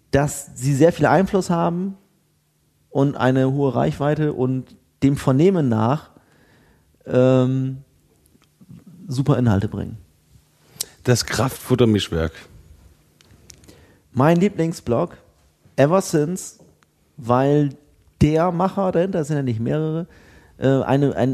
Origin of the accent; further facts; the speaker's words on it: Bremen, Germany; ich bin ja Bremer.